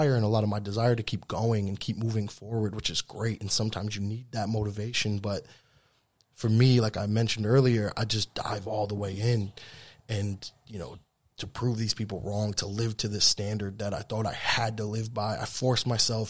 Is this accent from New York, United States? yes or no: yes; Troy, New York, United States; moved away as an adult; also born or lived in Manhattan, New York / Australia; My college was here. I went to high school, middle school, and college on the same city block